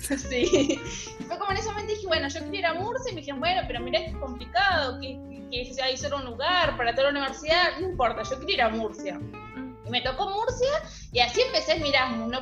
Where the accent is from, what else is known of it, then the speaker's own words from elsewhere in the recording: Argentina; yo también soy argentina